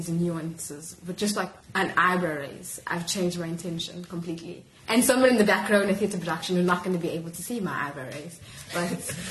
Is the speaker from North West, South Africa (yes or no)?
no; Durban, KwaZulu-Natal, South Africa; moved away as an adult; also born or lived in Grahamstown, South Africa; now in Cape Town, South Africa; I'm originally from Durban